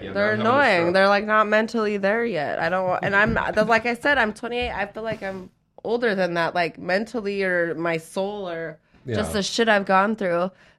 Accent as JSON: {"language": "English", "region": "Utah", "country": "United States", "tie": "born or raised there", "moved": "yes", "lives_now": "Los Angeles, United States", "said": "I grew up in Utah."}